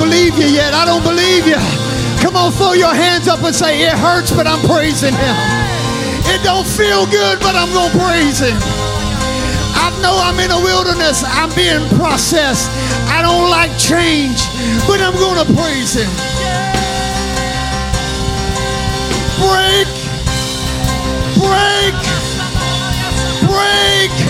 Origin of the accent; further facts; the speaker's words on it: United States; I grew up in Clueston. I was born and raised right here in Clueston.